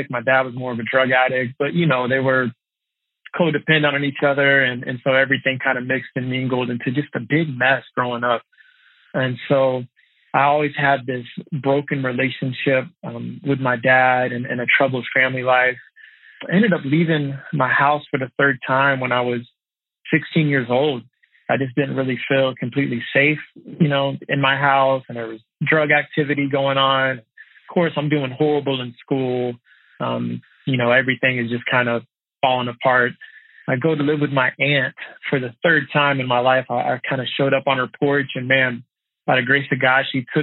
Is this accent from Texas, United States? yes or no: yes; outside of Dallas, Texas, United States; I was raised outside of Dallas, Texas.